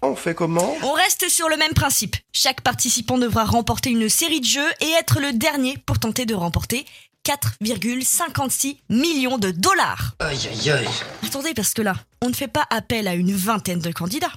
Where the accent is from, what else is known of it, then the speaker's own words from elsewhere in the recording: France; chez nous, en France